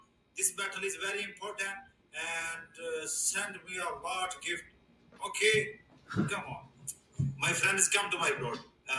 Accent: Pakistan; Yes, I am from Pakistan.

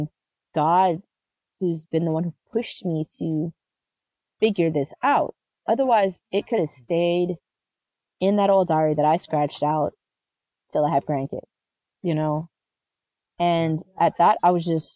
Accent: the South, United States; I grew up in the South

